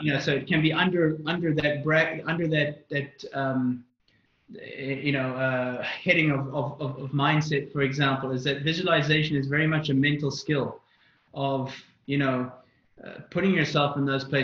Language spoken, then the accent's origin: English; South Africa; also born or lived in Northern Ireland; I was born in Northern Ireland. I lived there until I was 6, and then we immigrated to South Africa